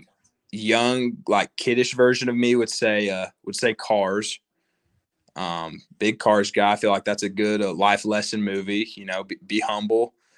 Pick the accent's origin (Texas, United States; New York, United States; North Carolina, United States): Texas, United States; Lubbock; growing up in Lubbock